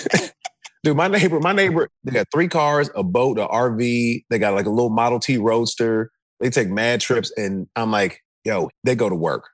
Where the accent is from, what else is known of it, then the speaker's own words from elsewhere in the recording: the South, United States; I was from the South